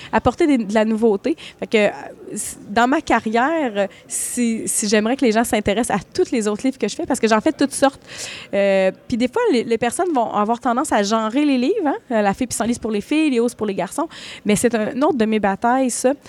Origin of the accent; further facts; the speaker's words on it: Malartic, Quebec, Canada; also born or lived in Val-d'Or; je suis née à Val-d'Or, mais j'ai habité, j'habite à ben, j'ai habité à Malartic. Euh, Malartic a été ma ville d'enfance